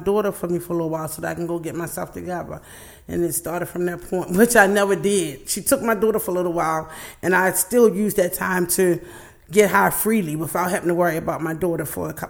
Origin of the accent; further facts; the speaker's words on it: Baltimore, Maryland, United States; I grew up in East Baltimore. That's where I'm from.